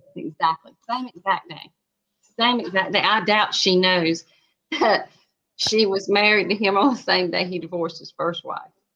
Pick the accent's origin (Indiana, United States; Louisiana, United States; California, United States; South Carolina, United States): South Carolina, United States; I'm from South Carolina